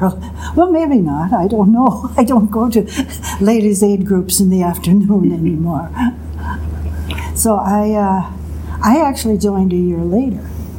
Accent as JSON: {"language": "English", "town": "Sheboygan", "region": "Wisconsin", "country": "United States", "tie": "born or raised there", "said": "I'm in Sheboygan."}